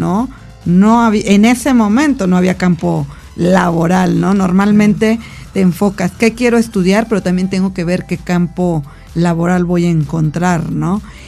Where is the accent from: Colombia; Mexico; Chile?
Mexico; como buen mexicano